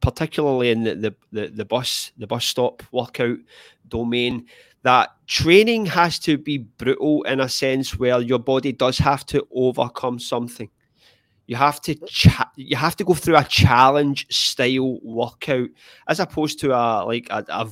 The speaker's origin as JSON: {"language": "English", "region": "Scotland", "country": "United Kingdom", "said": "I'm Scottish"}